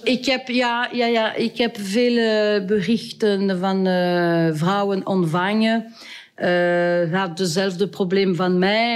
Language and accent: Dutch; Wallonia, Belgium; Dutch is a second language; also born or lived in Brussels periphery; now in Heers, Belgium; ik ben, uh, ik ben Waals